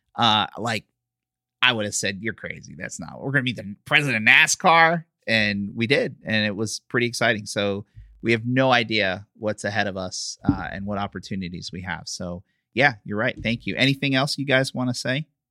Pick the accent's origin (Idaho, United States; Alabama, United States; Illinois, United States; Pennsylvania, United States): Pennsylvania, United States; Philadelphia; now in Florida, United States; I'm from Philly